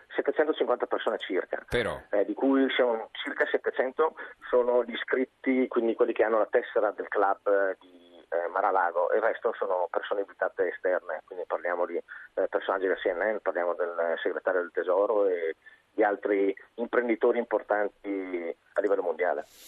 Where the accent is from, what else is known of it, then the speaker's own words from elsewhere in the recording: Brescia, Lombardy, Italy; io sono di Brescia